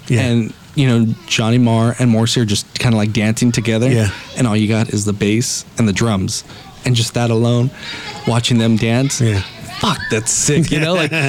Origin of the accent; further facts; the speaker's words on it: Los Angeles, California, United States; me growing up East LA.